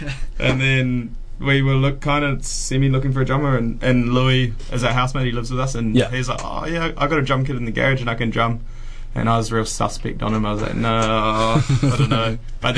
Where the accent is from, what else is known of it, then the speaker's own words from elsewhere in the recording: Auckland, New Zealand; moved away; also born or lived in Dunedin; I'm from Auckland originally